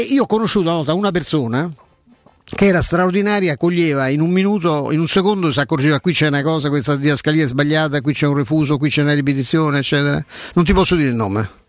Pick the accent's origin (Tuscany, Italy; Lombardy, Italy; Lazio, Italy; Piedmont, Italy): Lazio, Italy; Rome; da romano